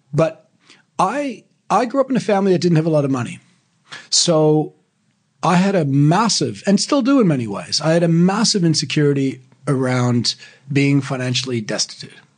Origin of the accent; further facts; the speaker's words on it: Sydney, Nova Scotia, Canada; now in Australia; I grew up in Canada, in Sydney, in Canada